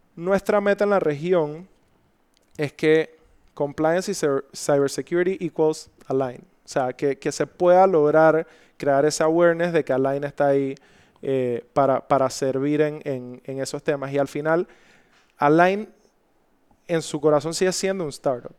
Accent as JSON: {"language": "Spanish", "country": "Panama", "said": "me tocó abrir la compañía, una compañía ya existente en mi país"}